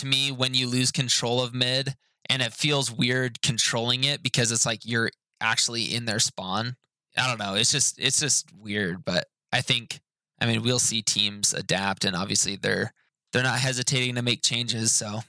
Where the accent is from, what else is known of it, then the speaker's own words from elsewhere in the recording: India; I am from India.